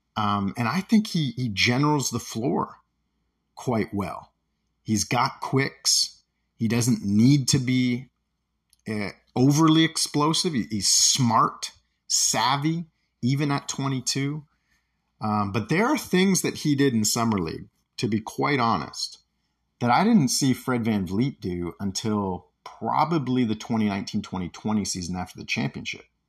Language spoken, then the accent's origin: English; Toronto, Ontario, Canada; When I was growing up in the Toronto area